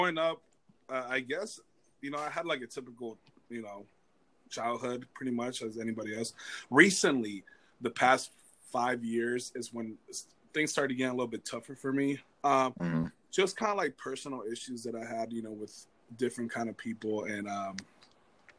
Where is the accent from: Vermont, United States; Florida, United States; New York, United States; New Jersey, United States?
Florida, United States; also born or lived in Cuba; now in California, United States; I'm from Florida